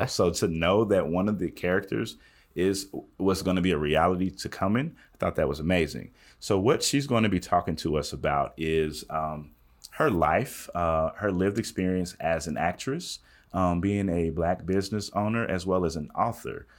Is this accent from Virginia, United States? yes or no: no; Southwestern Kentucky, United States; moved away as an adult; I'm from West, Southwestern Kentucky